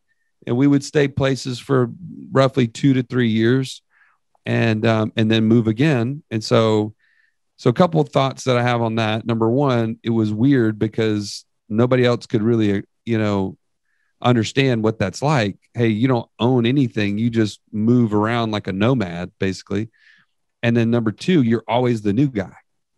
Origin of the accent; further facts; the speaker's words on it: San Antonio, Texas, United States; born there; now in Birmingham, United States; So I was like 15 when we moved to Birmingham after that. And so I guess, and I was born in Texas. I was born in San Antonio, actually.